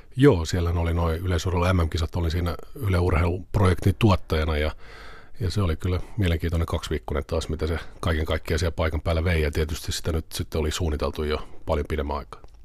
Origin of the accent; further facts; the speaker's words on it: Vantaa, Uusimaa, Finland; ihan pikkupoikana mä aloitin tota, Vantaalla asuin Martinlaaksossa, aloin Vantaan Salamissa yleisurheilemaan varmaan niin tuolla järjestäytyneesti 8-9-vuotiaana